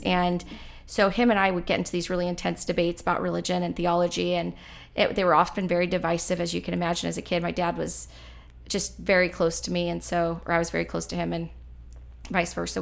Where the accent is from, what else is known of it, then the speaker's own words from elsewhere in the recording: Powhatan, Virginia, United States; I grew up in Powhatan, which is, uh, just south of where we're at, Central Virginia, rural community